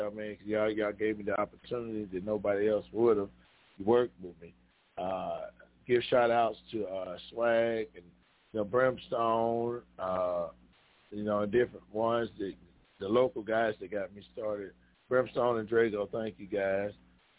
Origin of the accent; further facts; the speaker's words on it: Chicago, Illinois, United States; I am from Chicago, Illinois.